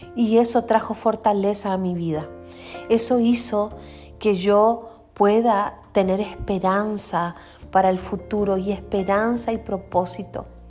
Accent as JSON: {"language": "Spanish", "town": "Quellón", "region": "Los Lagos", "country": "Chile", "tie": "born or raised there", "moved": "yes", "lives_now": "Paraguay", "said": "soy chilena, nací en el sur, en una isla que se llama Chiloé, específicamente de la ciudad de Quellón."}